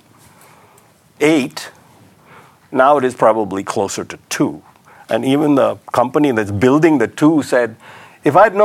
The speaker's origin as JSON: {"language": "English", "town": "Mumbai", "region": "Maharashtra", "country": "India", "tie": "born or raised there", "also_born_or_lived": "Karachi, Pakistan", "moved": "yes", "said": "I was born in 1945 in Karachi and grew up in Bombay"}